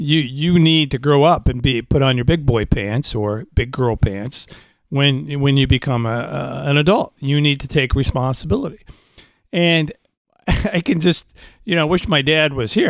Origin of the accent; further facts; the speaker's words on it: Indiana, United States; I'm from Indiana